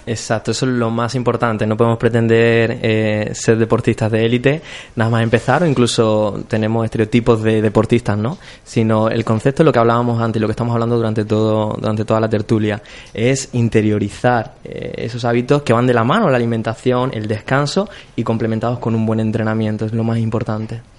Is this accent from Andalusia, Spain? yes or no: no; Cartagena, Region of Murcia, Spain; moved away as an adult; now in Córdoba, Spain; yo soy de Cartagena.